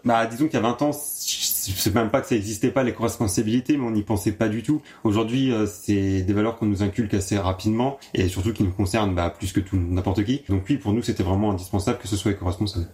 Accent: Hautvillers, Grand Est, France; J'ai grandi à Dauvillé avec ma famille

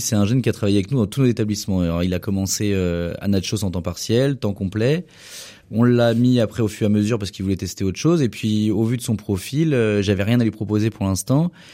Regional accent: Anjou, Pays de la Loire, France; En tant qu'angevin

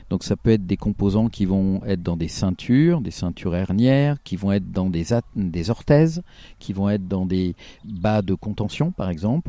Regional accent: Auvergne-Rhône-Alpes, France; je suis, du Rhône et pas forcément de la Loire, je suis limitrophe

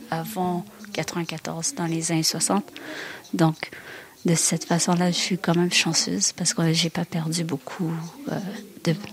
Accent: Rwanda; Du Rwanda. Je suis avec mon conjoint qui est français.

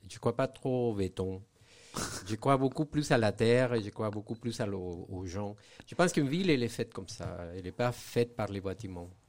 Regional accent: Venezuela; now in Saint-Étienne, France; je suis né dans un pays où je n'ai pas trop vécu, mais en fait, j'ai grandi au Venezuela.

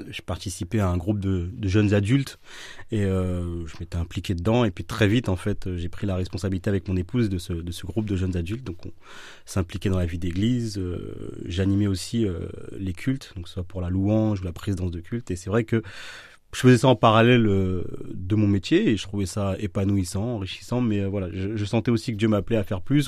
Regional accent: Villeneuve-Saint-Georges, Île-de-France, France; moved away as an adult; now in Orléans, France; Alors, je viens de la région parisienne. Donc, je suis né euh, dans 94 à Villeneuve-Saint-Georges

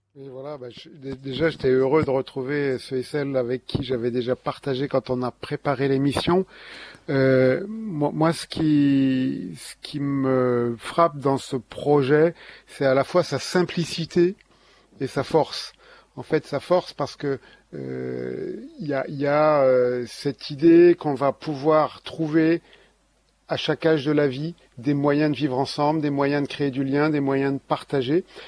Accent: Ardennes, Grand Est, France; je suis aussi originaire des Ardennes

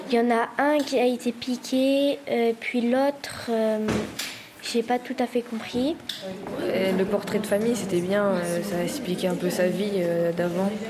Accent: United States; now in Paris, France; Et moi, je suis américaine et j'habite à Paris.

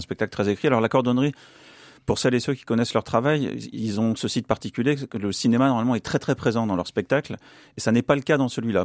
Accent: France; ici chez nous en France

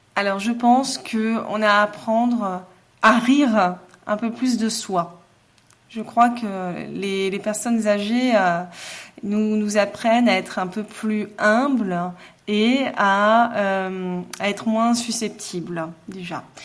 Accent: Mulhouse, Grand Est, France; je suis née à Mulhouse, euh, je suis une Alsacienne.

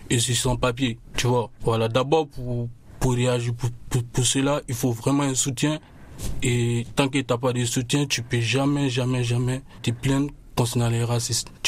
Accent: Côte d’Ivoire; Je viens de, la Côte d'Ivoire.

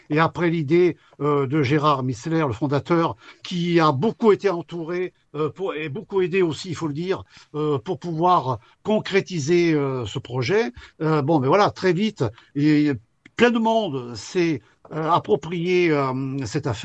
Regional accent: Saint-Félicien, Auvergne-Rhône-Alpes, France; Moi, je suis originaire de Saint-Félicien, oui, oui même si euh, euh, bon, je vis dans la vallée

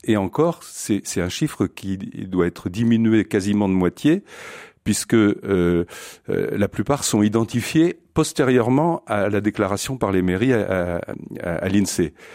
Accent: France; chez nous en France

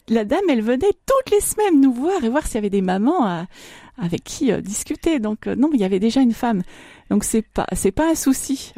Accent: Marne, Grand Est, France; moved away as an adult; also born or lived in Montmirail / Soissons / Charleville-Mézières / Amiens; now in Châlons-en-Champagne, France; de la Marne. Je suis née à Montmirail, mais je suis euh, de, 20 km plus loin. Je suis de la région Grand Est et puis j'ai toujours, enfin je suis restée très longtemps dans la, dans la Marne

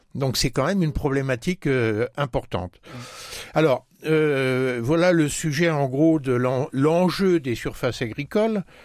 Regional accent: Marne, Grand Est, France; Si on arrive un peu plus près de chez nous, dans la Marne

